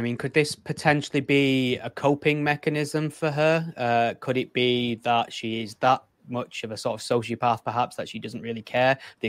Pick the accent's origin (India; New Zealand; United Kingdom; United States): United Kingdom; England; I'm from England.